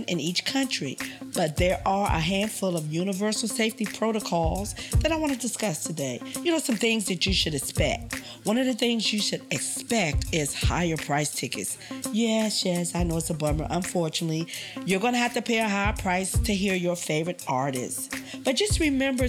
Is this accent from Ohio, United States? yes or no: no; Washington, District of Columbia, United States; we both are native Washingtonians